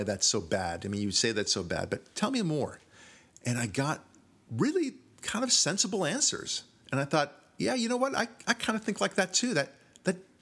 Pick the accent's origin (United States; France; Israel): Israel; moved away; I'm from Israel